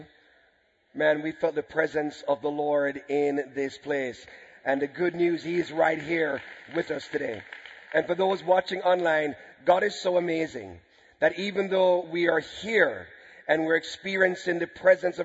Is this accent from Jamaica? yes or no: yes; Jamaica; we're from Jamaica